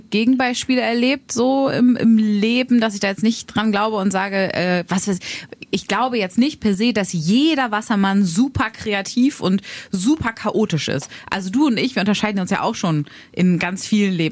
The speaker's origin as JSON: {"language": "German", "region": "Harz", "country": "Germany", "said": "Ich komme aus dem Harz"}